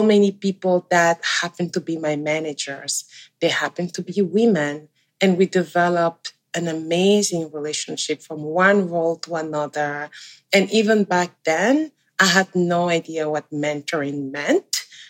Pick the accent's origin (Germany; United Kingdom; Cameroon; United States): Cameroon; now in Canada; I'm originally from Central Africa, a country called Cameroon. It's bilingual like Canada, with French and English as the main languages. I immigrated here a little over 12 years ago